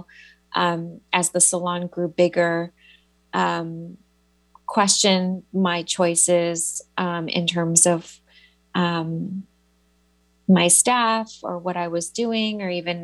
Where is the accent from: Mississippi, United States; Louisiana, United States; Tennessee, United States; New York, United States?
New York, United States; New York City; I'm such a New Yorker